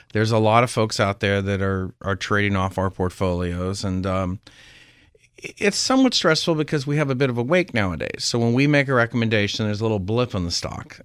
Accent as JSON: {"language": "English", "town": "Berkeley", "region": "California", "country": "United States", "also_born_or_lived": "Nevada", "moved": "yes", "lives_now": "Palm Beach, United States", "said": "I'm originally from Berkeley"}